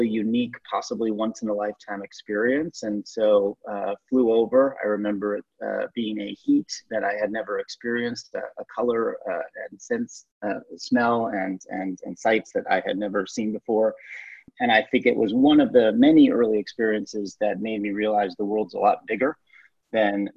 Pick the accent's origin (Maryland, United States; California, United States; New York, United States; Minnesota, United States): New York, United States; Lockport; moved away as an adult; now in Mumbai, India; I grew up in Western New York, actually a small town called Lockport, New York, that is near Buffalo and Niagara Falls